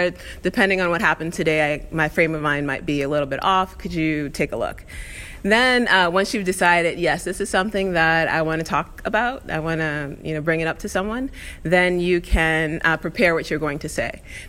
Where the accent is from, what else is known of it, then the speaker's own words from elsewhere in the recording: New York, United States; I'm Black, I'm a woman, there's intersectionality, I'm a Black woman, you know, I'm from New York.